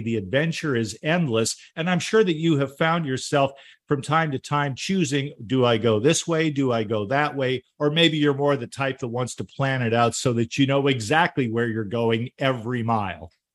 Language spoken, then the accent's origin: English; Southern California, United States; moved away; I grew up in SoCal, as they call it